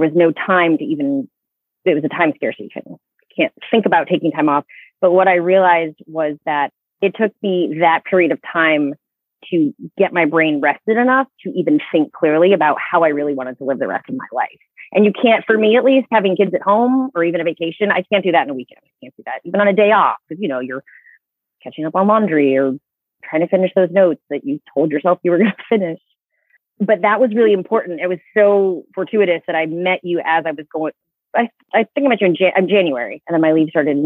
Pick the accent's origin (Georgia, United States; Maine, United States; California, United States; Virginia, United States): Maine, United States; So I grew up in Maine. I came back to my home state.